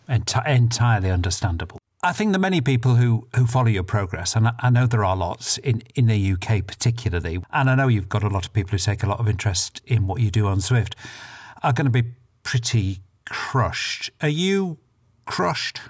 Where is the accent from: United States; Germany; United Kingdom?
United Kingdom; I'm British